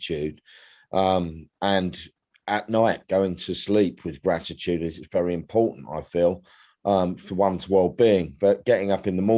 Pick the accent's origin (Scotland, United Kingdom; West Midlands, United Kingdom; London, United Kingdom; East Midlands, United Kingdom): London, United Kingdom; moved away as an adult; now in East Sussex, United Kingdom; I was born in London. I lived there for 50 plus years, and I've been on the coast in East Sussex for close to 11 years now.